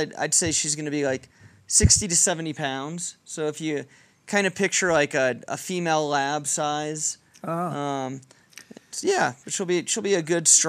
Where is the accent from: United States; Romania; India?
United States; Dallas, Texas; Grew up in Dallas, and then came on vacations here with my family from throughout. I was born in 69, so the 70s and 80s, this is where we vacationed.